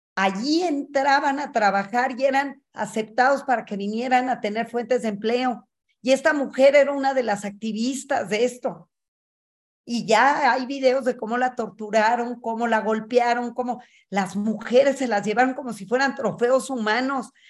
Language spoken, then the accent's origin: Spanish; Mexico; soy mexicana, judía, feminista